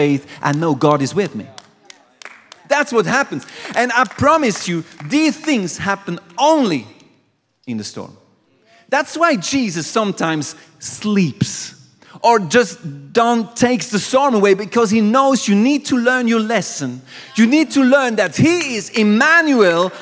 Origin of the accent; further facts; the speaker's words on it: Aargau, Switzerland; I'm from Aargau. I'm from a different place